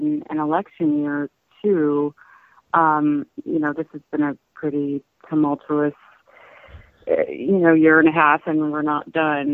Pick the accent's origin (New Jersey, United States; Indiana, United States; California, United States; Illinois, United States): Indiana, United States; I grew up in Indiana, but my family is all from the South